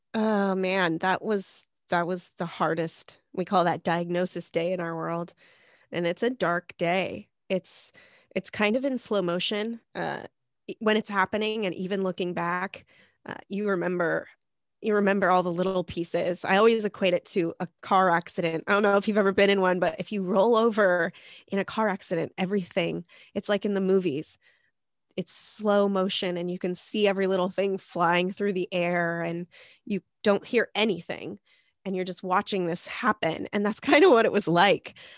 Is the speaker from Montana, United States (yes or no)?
yes; Montana, United States; now in Seattle, United States; I'm actually from Montana, last place, best place